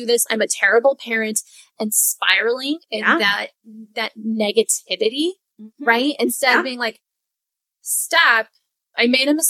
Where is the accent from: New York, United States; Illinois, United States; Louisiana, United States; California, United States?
California, United States; Southern; I grew up in Southern California.